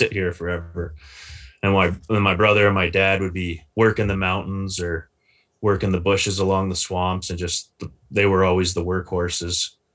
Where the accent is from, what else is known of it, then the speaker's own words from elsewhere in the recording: Maple Ridge, British Columbia, Canada; born and raised in the Lower Mainland, Maple Ridge